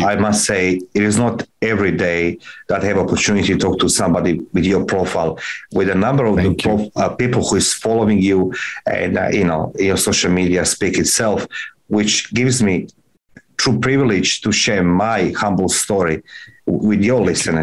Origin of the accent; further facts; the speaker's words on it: Croatia; moved away as an adult; now in Sydney, Australia; I arrived in November, which is clearly late autumn, beginning of the winter back in Croatia.